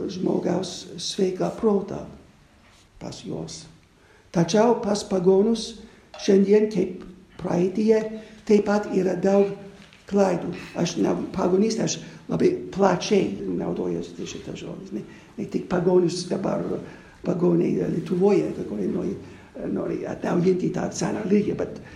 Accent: United States; moved away; Aš gimiau Amerikoje 1949 metais, aš na, man 72 metų.

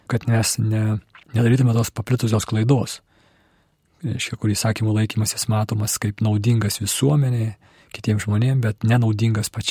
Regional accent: Lithuania; Kai mes lietuviai, katalikai

